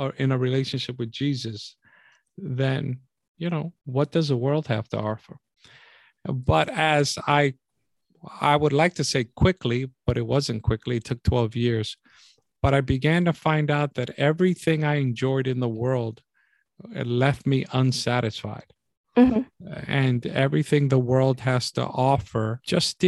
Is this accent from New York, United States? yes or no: yes; New York City, New York, United States; growing up in New York City in the Bronx